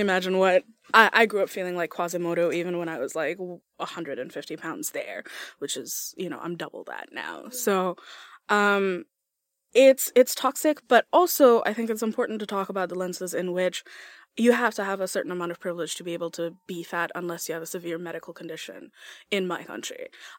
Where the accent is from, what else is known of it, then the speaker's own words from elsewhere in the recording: Bangladesh; I'm from Bangladesh, in South Asia in general, we come in a variety of skin tones.